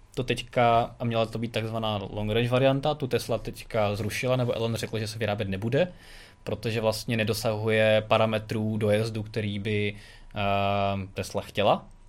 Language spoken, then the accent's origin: Czech; Czechia